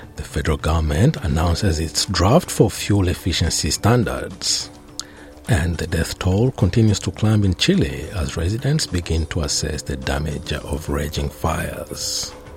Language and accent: English; Western Australia, Australia; my home state of Western Australia